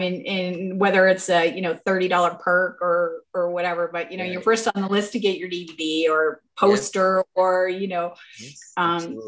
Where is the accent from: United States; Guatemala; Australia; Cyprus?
United States; Maine; now in Montrose, Pennsylvania, United States; I grew up 45 minutes from Stephen King. I'm from Maine.